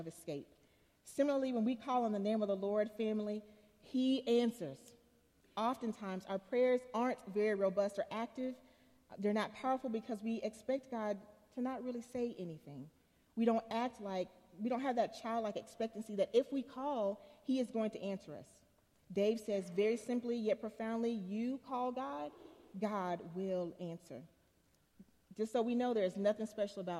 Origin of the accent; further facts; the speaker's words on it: Chattanooga, Tennessee, United States; When I was a little girl, I remember, I'm from Chattanooga, as was said, come from a fairly poor family.